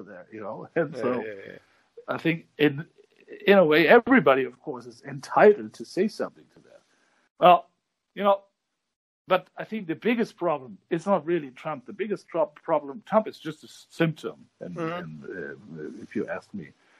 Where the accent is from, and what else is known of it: Germany